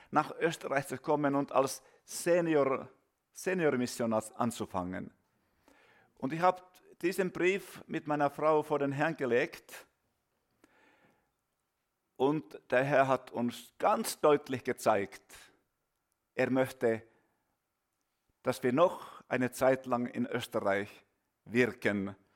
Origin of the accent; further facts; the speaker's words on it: Finland; German is a second language; Ja, wir kommen aus Finnland